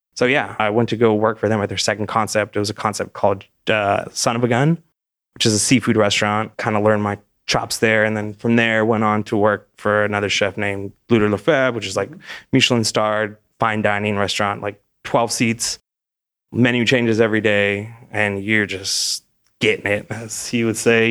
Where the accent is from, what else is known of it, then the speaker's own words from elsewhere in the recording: California, United States; moved away as an adult; also born or lived in Los Angeles; now in Austin, United States; I was born in California, West Coast kid